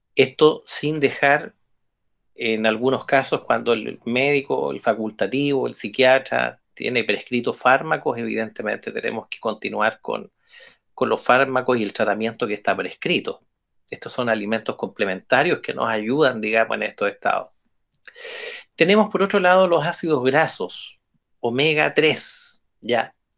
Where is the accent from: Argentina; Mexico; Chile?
Chile; como buenos chilenos y chilenas